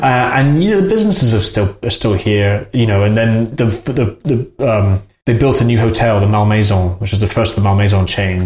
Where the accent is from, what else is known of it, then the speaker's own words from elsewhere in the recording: Edinburgh, Scotland, United Kingdom; when I was growing up in Edinburgh in the eighties